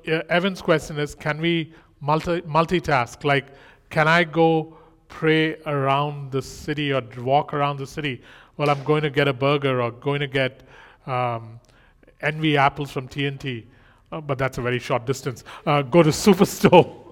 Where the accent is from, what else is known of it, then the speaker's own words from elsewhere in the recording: India; moved away; I'm Indian